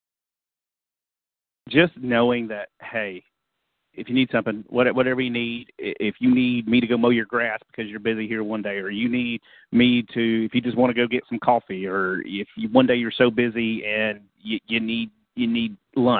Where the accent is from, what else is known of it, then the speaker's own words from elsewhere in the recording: Eastern time zone, Eastern United States, United States; moved away; I grew up in Eastern time zones